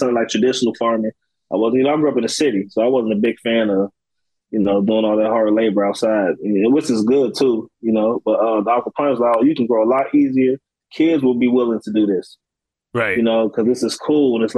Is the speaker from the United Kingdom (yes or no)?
no; Chicago, Illinois, United States; also born or lived in Galesburg; I grew up in Chicago. I moved to Galesburg when I was about 16, 17